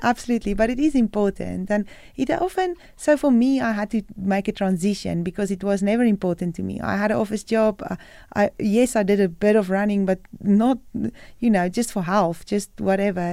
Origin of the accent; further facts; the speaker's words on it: South Africa; moved away as an adult; I'm a South African